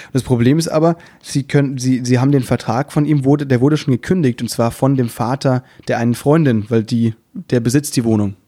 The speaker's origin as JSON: {"language": "German", "town": "Müllheim", "region": "Baden-Württemberg", "country": "Germany", "moved": "yes", "lives_now": "Berlin, Germany", "said": "ich komme ja aus Müllheim"}